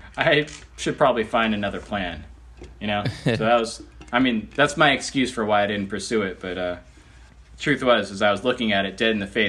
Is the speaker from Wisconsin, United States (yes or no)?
no; Austin, Texas, United States; also born or lived in Northern California; I grew up skating in Austin, Texas, but I spent pretty much every summer in California because I had family there.